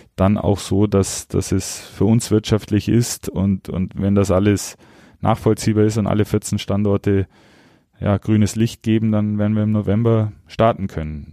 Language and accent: German; Augsburg, Bavaria, Germany; moved away; ich bin stolzer Augsburger